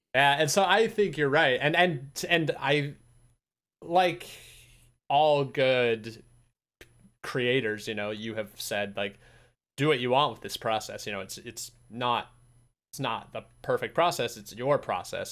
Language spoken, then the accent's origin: English; Utah, United States; I'm from Utah